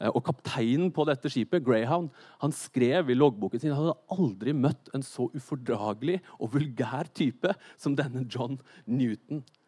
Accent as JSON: {"language": "Norwegian", "country": "Norway", "said": "jeg er nordmenn"}